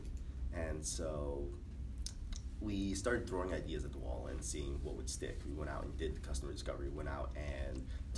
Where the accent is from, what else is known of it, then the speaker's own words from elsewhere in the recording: New York City, New York, United States; I grew up in New York City in Queens.